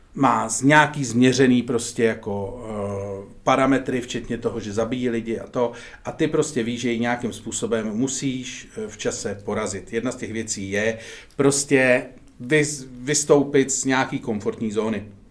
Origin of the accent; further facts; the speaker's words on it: Czechia; jsme momentálně Češi